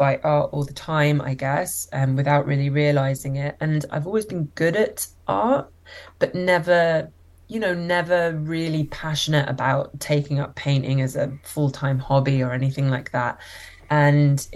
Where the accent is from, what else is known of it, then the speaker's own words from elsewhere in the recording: London, United Kingdom; moved away as an adult; now in Toronto, Canada; I live in Toronto and also spend time in London, which is where I grew up and where I lived for my whole life